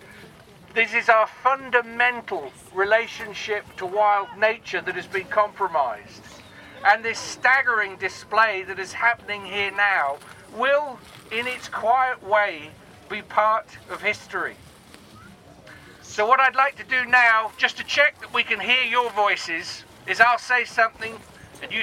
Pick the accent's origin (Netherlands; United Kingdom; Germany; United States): United Kingdom; Torquay, South West England; I didn't grow up on Dartmoor. I grew up in Torquay on an estate.